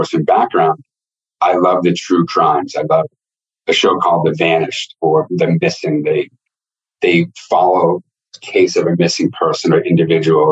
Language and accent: English; Northeast, United States; I'm from the Northeast